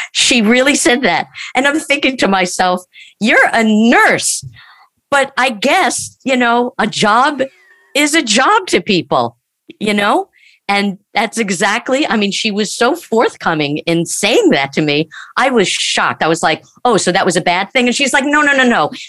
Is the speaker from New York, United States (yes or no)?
yes; Long Island, New York, United States; I grew up in Long Island, New York